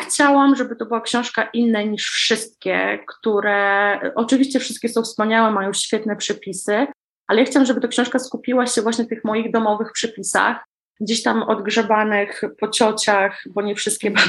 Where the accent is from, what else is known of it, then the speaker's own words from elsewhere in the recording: Warmian-Masurian Voivodeship, Poland; wychowałam się tutaj u nas na Mazurach